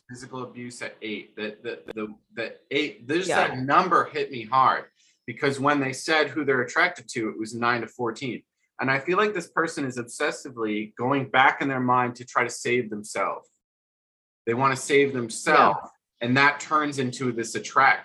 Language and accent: English; New Jersey, United States; I grew up decent in Jersey. I had a trampoline in my backyard.